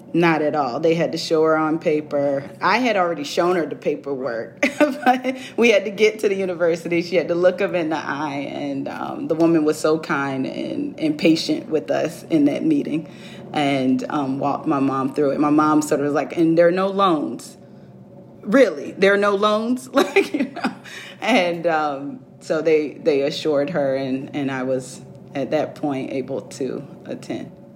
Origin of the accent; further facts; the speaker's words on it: Virginia Beach, Virginia, United States; I grew up in Virginia Beach